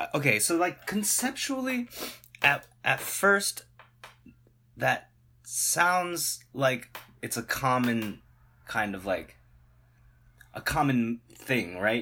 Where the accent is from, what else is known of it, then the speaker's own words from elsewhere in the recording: United States; this identity of being American